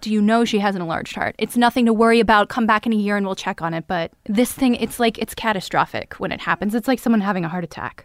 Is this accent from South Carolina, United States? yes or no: no; Florida, United States; moved away; also born or lived in New Hampshire; I grew up in Florida